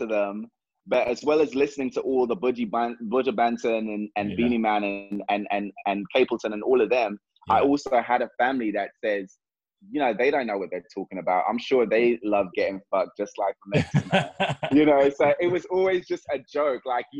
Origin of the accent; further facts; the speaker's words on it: Jamaica; I'm just like, I'm Jamaican. We don't call people that.